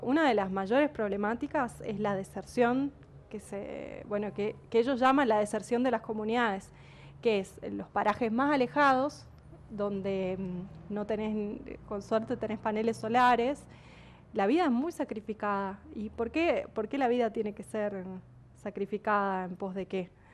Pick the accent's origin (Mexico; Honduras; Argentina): Argentina; San Juan; yo soy de San Juan y cuando estudié en la primaria, en los años 90